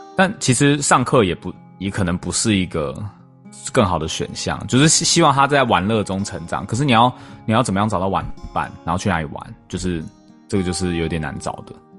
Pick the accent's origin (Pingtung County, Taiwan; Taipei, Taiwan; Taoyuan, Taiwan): Taipei, Taiwan; 因为像我们是台北， 台北市长大的小孩嘛